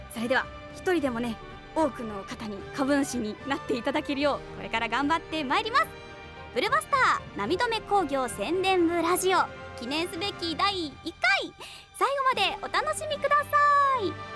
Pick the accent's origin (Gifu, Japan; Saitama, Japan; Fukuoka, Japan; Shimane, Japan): Fukuoka, Japan; Kitakyushu; 私が生まれ育った北九州市